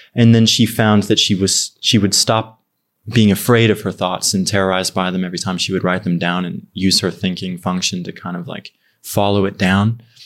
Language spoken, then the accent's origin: English; Ogden, Utah, United States; moved away as an adult; also born or lived in Far West, Utah; now in Los Angeles, United States; I'm from, um, it's called Ogden City. It's, like, a little north of Salt Lake